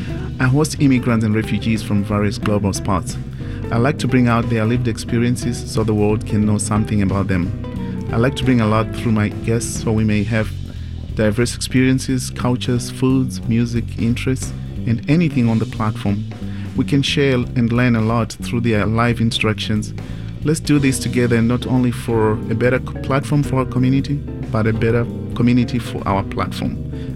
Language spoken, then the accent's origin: English; Zimbabwe; now in Portland, United States; I'm an immigrant from Zimbabwe.